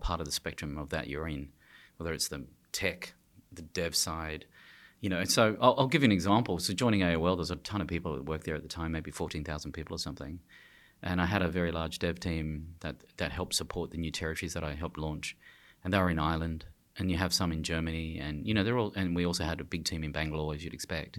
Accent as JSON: {"language": "English", "country": "Australia", "said": "I'm from Australia"}